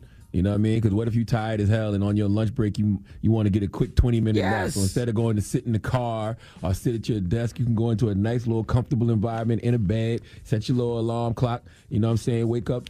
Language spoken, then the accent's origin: English; Moncks Corner, South Carolina, United States; because the Braves used to always be on TV growing up in Monk's Corner, South Carolina.